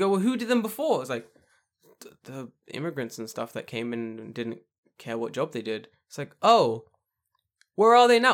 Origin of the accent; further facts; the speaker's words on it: United Kingdom; I'm so glad I'm British